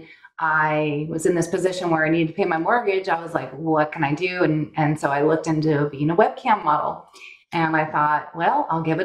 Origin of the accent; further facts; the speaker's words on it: Northern California, United States; moved away as an adult; also born or lived in Burbank, California; now in Arizona, United States; by the time I was in second grade, we were in Northern California at that point, and stayed there my whole life